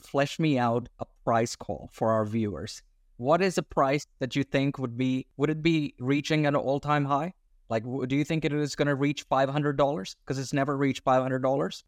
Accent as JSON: {"language": "English", "country": "Australia", "said": "I'm Australian"}